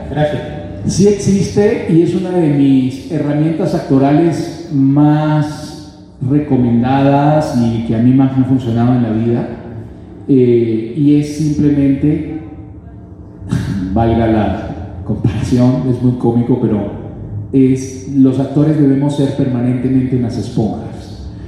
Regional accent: Mexico City, Mexico; eh, soy de Xochimilco

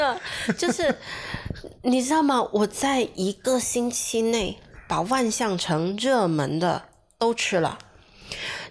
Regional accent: Guangdong, China; 我们潮汕这边牛肉丸、墨斗丸、虾枣

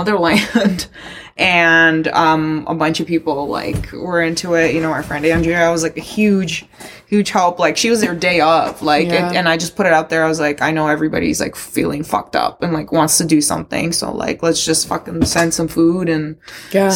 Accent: Toronto, Ontario, Canada; also born or lived in Luhansk, Ukraine; my parents immigrated with me in 1999 when I was 10 years old to Toronto. And I grew up here.

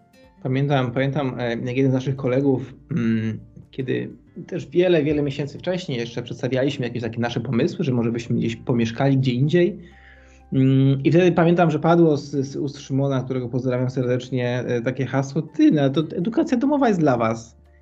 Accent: Kraków, Lesser Poland, Poland; moved away as an adult; Jesteśmy z Krakowa, oryginalnie z Krakowa, chociaż dzisiaj już troszkę innej części mm, Europy

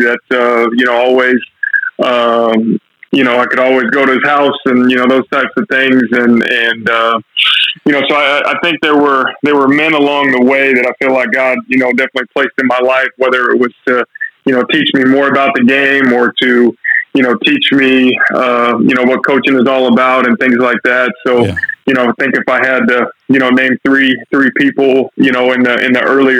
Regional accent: Mansfield, Texas, United States; I'm from the Mansfield Arlington area, so I played at Mansfield High School and then Mansfield Summit High School in Texas.

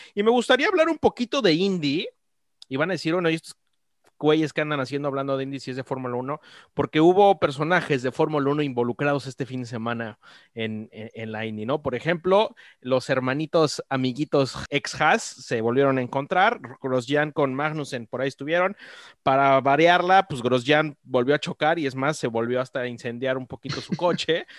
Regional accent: Mexico; Uno como mexicano

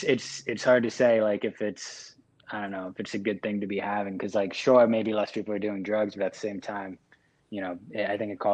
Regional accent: United States; moved away; also born or lived in China; I lived in China for however long, and like being in America, yeah, it's like I'll say I'm American

